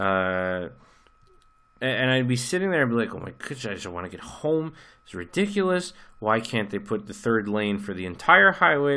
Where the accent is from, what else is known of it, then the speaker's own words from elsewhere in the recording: United States; you and I grew up in America